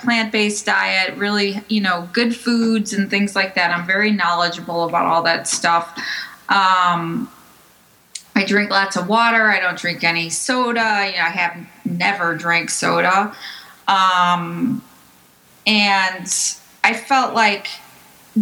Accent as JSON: {"language": "English", "town": "Chicago", "region": "Illinois", "country": "United States", "also_born_or_lived": "Brooklyn", "moved": "as an adult", "lives_now": "New Jersey, United States", "said": "I'm originally from Chicago"}